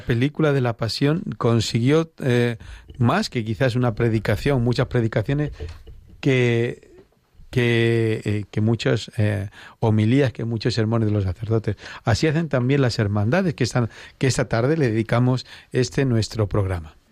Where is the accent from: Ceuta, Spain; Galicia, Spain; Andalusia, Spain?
Andalusia, Spain; now in Madrid, Spain; soy de origen andaluz